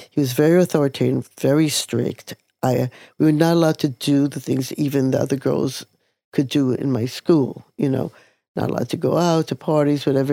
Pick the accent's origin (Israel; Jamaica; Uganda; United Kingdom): Israel; Jerusalem, Jerusalem District; now in New York, United States; I was born in 1945, and I was born in Jerusalem, Israel